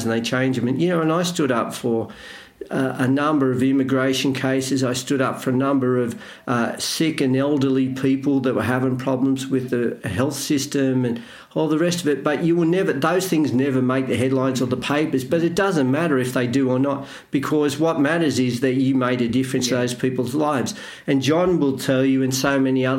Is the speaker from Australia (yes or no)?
yes; Australia; I'm Australian